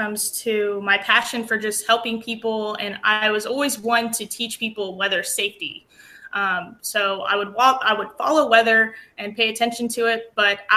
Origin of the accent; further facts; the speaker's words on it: Aztec, New Mexico, United States; moved away as an adult; also born or lived in Lubbock, Texas; now in Texas, United States; I grew up in New Mexico in the Four Corners area. I'm actually from a small town called Aztec.